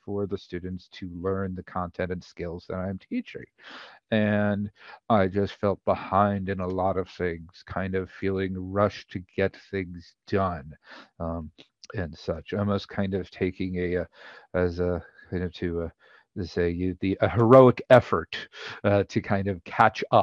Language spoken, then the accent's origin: English; Somerset, New Jersey, United States; also born or lived in Miami, Florida / Washington, D.C. / Maryland; now in Virginia, United States; I'm originally from Somerset, New Jersey, Exit 9